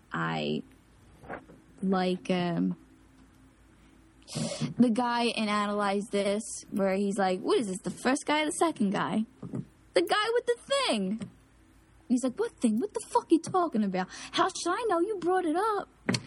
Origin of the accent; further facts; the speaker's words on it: Philadelphia, Pennsylvania, United States; accent: South Philly; you get to hear my South Philly accent